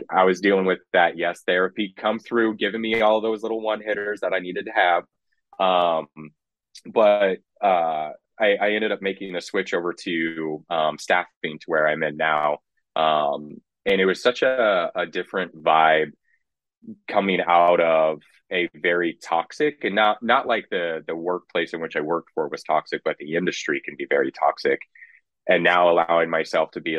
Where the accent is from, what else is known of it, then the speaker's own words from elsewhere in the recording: Kansas, United States; also born or lived in Lubbock, Texas; now in Austin, United States; growing up in Kansas and especially like West Texas